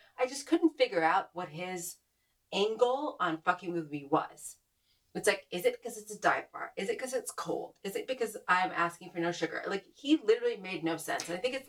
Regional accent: Northeast, United States; I'm from the Northeast. For better or worse, I know I have a kind of different kind of upbringing, but ultimately I think I'm very informed by Northeastern humor.

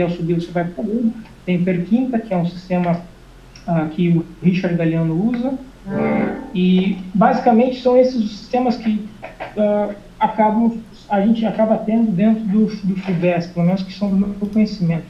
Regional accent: Horizontina, Rio Grande do Sul, Brazil; moved away as an adult; now in Portugal; eu sou do interior do Rio Grande do Sul, uma cidade chamada Horizontina

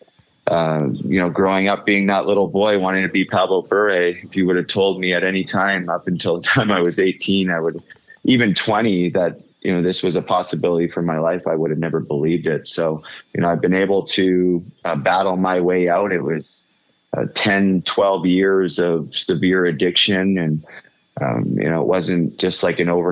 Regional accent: Port Coquitlam, British Columbia, Canada; I grew up in Port Coquitlam

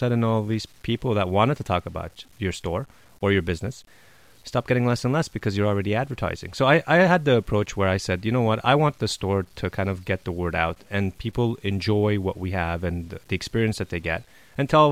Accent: Montreal, Quebec, Canada; moved away; also born or lived in Los Angeles, California; I'm from Montreal

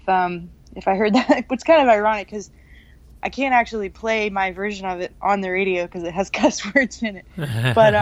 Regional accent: the South, United States; also born or lived in Alabama / Georgia; now in Austin, United States; I'm from the South. I'm from Alabama and Georgia.

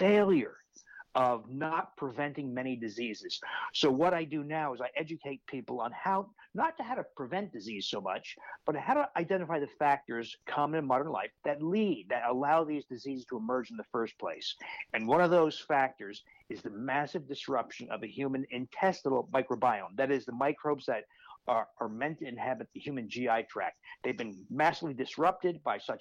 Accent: New Jersey, United States; moved away as an adult; now in Milwaukee, United States; I grew up in New Jersey, actually not too far from where you are. I now live in Milwaukee, Wisconsin.

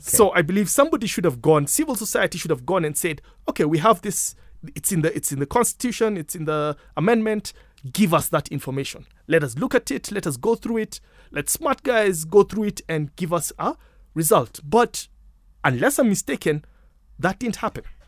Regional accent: Kenya; I'm Kenyan.

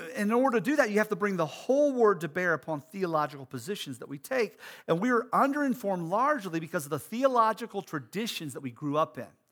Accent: United States; as American Christians

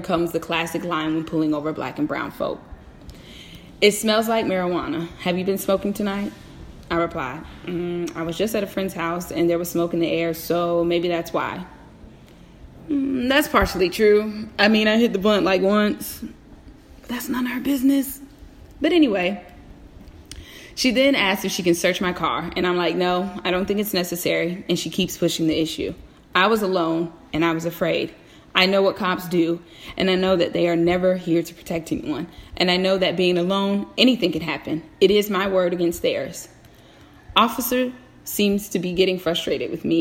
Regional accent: Virginia, United States; Born and raised in the Commonwealth of Virginia, I am very familiar with how the police behave here.

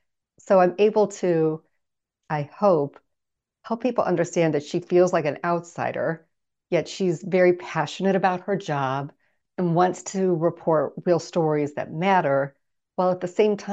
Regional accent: Midwest, United States; I grew up in the Midwest.

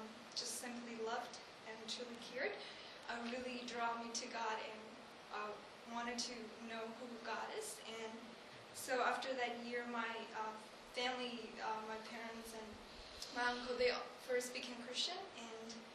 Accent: Tibet, China; moved away; I'm from Tibet, which is near Himalaya region

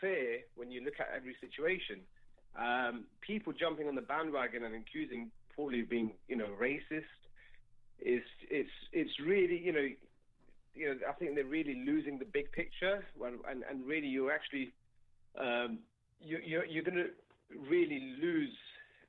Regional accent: United Kingdom; I'm British, but my grandparents come from Pakistan

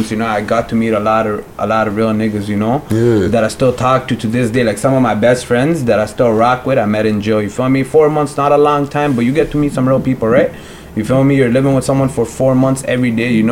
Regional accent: Pakistan; Pakistan. I'm from Pakistan.

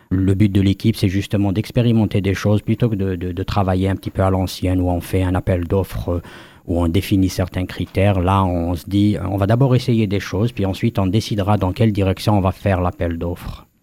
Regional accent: Kabylie, Algeria; moved away as an adult; also born or lived in France; Moi, je suis natif, euh, on va dire, comme on appelle, euh, First Nations, euh, Première Nation d'Afrique du Nord en Algérie, de Kabylie en particulier. j'ai grandi là-bas une bonne partie de, de, de ma vie, jusqu'à la mi-vingtaine

